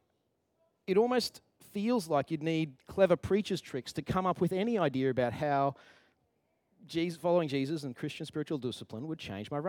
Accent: Queensland, Australia; moved away; I'm from Queensland

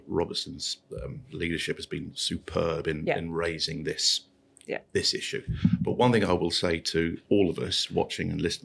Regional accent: Luton, East of England, United Kingdom; I grew up in Luton

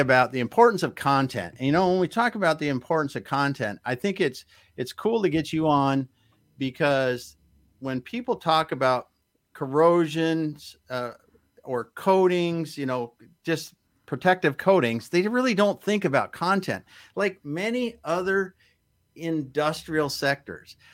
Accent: Midwest, United States; now in Seattle, United States; growing up in the Midwest, we just didn't have earthquakes.

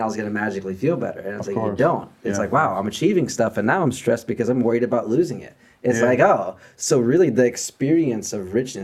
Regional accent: Chicago, Illinois, United States; growing up in Chicago

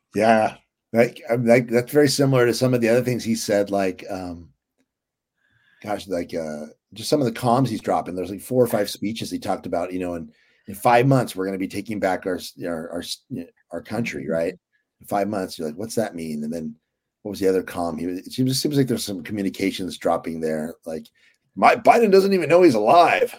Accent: California, United States; we're Californians

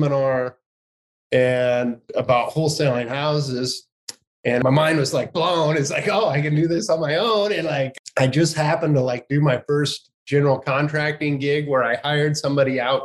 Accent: Johnson Lake, Nebraska, United States; I'm from Johnson Lake, Nebraska. It's a real small community in the middle of Nebraska

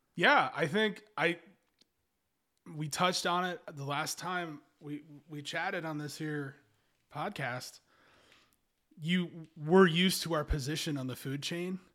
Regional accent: Kentucky, United States; where I grew up and lived in Kentucky

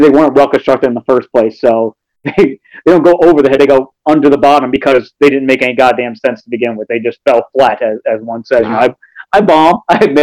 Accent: New York City, New York, United States; also born or lived in Brooklyn; now in Albany, United States; growing up in New York City, around a lot of black people

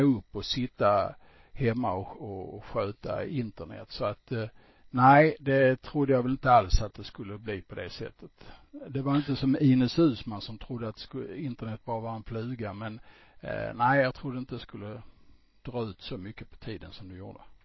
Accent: Malmö, Skåne, Sweden; born or raised there; accent: Scanian; also born or lived in Stockholm / Landskrona; now in Falsterbonäset, Sweden

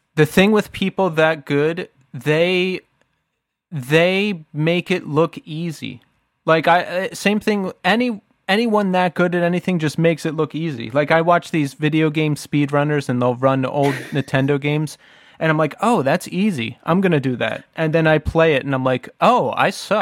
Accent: outside of Philadelphia, Pennsylvania, United States; we grew up outside of Philly and, you know, I lived in Philly for a long time

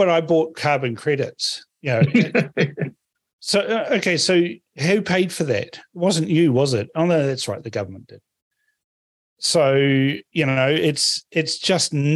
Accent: New Zealand; also born or lived in Melbourne; I came from New Zealand where public transport's rubbish

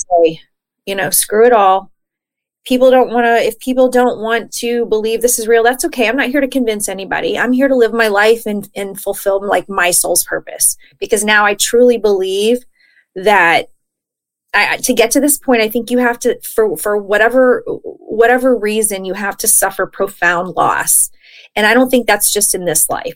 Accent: Texas, United States; now in California, United States; I'm from Texas.

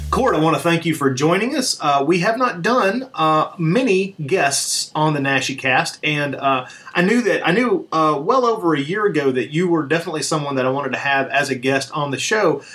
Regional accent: Tennessee, United States; also born or lived in Alabama; I was born in Alabama, raised in Tennessee

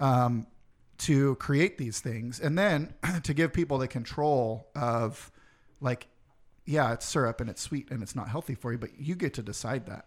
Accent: Roseville, California, United States; also born or lived in Santa Rosa; now in Sacramento, United States; Roseville is what I consider my hometown

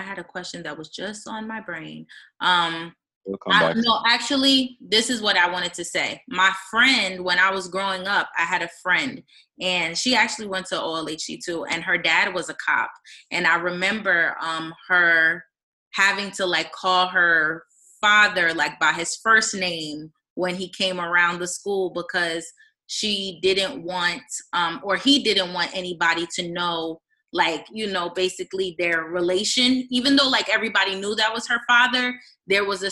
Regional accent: East Orange, New Jersey, United States; I grew up in East Orange too

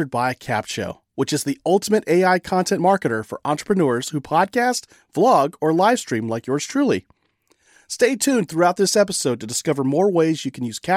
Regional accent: California, United States; So, uh, cause I'm imported from California.

